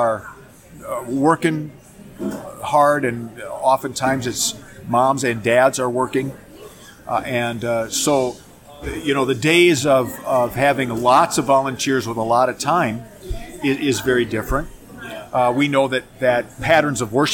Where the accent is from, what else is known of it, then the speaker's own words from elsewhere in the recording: Minneapolis, Minnesota, United States; moved away as an adult; now in Phoenix, United States; I grew up in Minneapolis, Minnesota, and went to youth group there in my church, went to seminary there